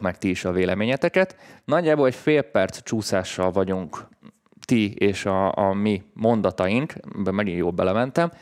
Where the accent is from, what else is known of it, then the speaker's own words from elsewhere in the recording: Hungary; magyarként, mi egy handicapből indulunk földrajzilag